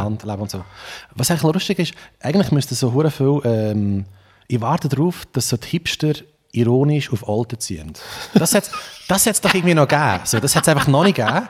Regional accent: Trimbach, Solothurn, Switzerland; accent: unsauberer Oltner Dialekt, mixed with Aargau and Lucerne; also born or lived in Olten; Also eigentlich ist es sogar äh, auf Trimbacher Boden, wo ich aufgewachsen bin

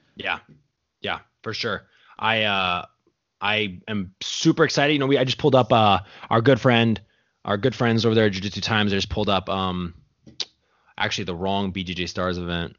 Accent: United States; I'm over here born and raised in America

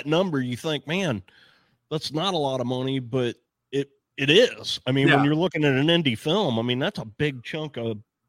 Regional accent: St. Louis, Missouri, United States; moved away as an adult; I grew up in St. Louis.

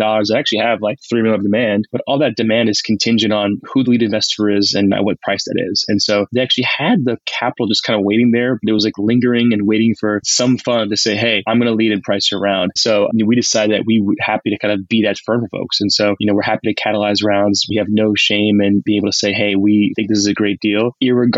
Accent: New York, United States; moved away as an adult; also born or lived in Bay Area; I'm just a New Yorker at heart, so it was great to get back home

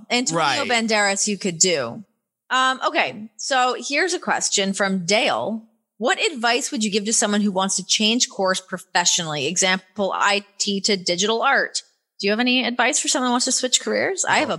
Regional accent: Canada; accent: Canadian; When I first signed to WWE, they made me take classes to get rid of my Canadian accent

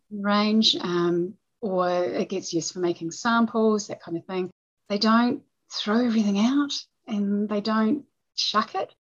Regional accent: New Zealand; we're we're not a big country

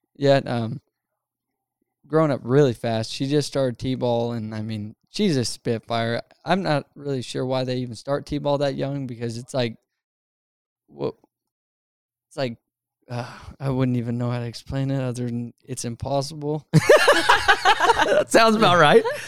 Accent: Utah, United States; I was growing up in Utah

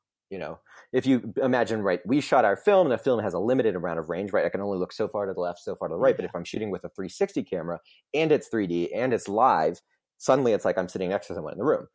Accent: Orlando, Florida, United States; I grew up in Orlando

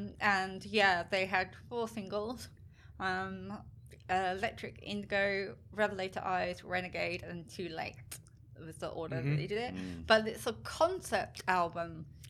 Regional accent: England, United Kingdom; moved away as an adult; now in Australia; I'm very English. Yeah. So when this album came out, I had been in Australia for under 1 year.

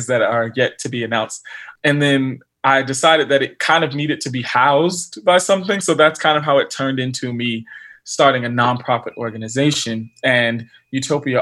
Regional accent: Bowie, Maryland, United States; also born or lived in Waldorf, Maryland / Philadelphia; I grew up in Bowie, Maryland, which is much more northern Maryland

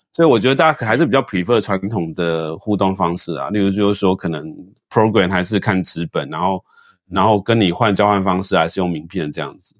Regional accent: Taiwan

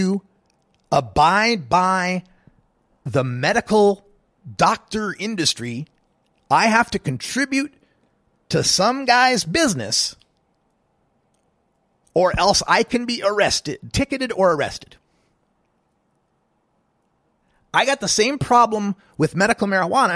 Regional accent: Oregon, United States; here in the Pacific time zone and my home state of Oregon

